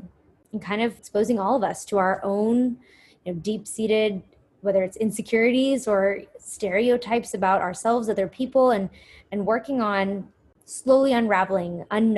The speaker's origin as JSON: {"language": "English", "country": "United States", "said": "growing up as Indian Americans."}